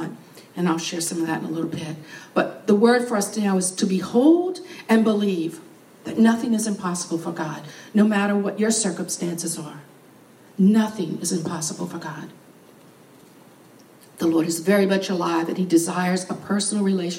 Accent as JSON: {"language": "English", "town": "New Orleans", "region": "Louisiana", "country": "United States", "tie": "born or raised there", "said": "I was born in New Orleans."}